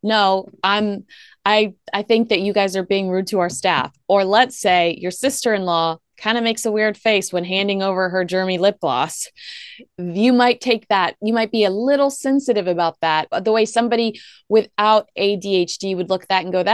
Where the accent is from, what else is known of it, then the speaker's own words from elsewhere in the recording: United States; as an American